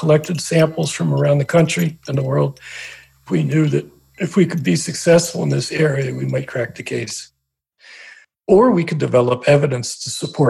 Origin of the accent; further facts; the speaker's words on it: Trenton, New Jersey, United States; I grew up around Trenton, New Jersey.